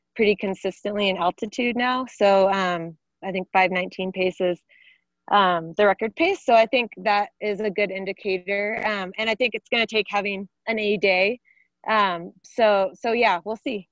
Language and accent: English; Arizona, United States; here in my home state of Arizona